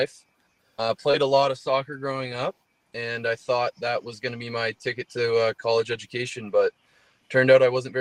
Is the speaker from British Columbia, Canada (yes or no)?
no; Barrie, Ontario, Canada; moved away as an adult; now in Edmonton, Canada; my hometown, Barrie, Ontario